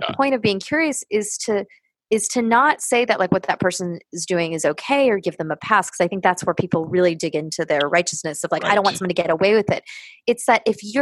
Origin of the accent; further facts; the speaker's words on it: Los Angeles, California, United States; moved away as an adult; also born or lived in New York; I'm from Los Angeles. I went to graduate school in Los Angeles on the West Coast.